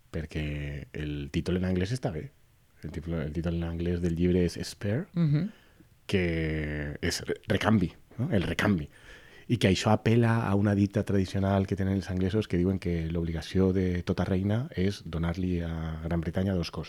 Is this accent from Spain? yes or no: yes; Valencia, Valencian Community, Spain; ¿Tú no eres valenciano? Y yo, sí